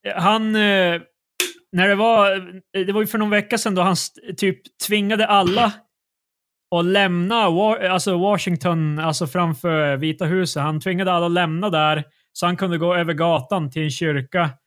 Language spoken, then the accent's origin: Swedish; Sweden